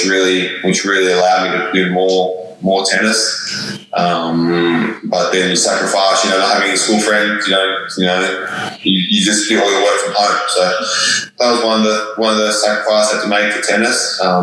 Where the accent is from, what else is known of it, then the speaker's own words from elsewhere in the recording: Australia; also born or lived in South Africa; Yeah, well, I was born in South Africa, moved to Australia when I was 10. So I've been living in Australia now the last 12 years